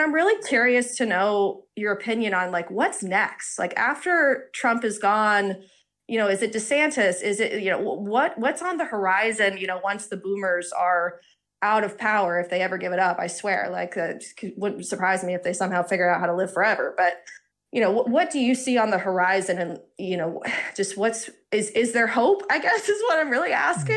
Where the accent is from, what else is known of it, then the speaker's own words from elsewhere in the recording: Georgia, United States; moved away as an adult; now in Boston, United States; I'm originally from Georgia, born and raised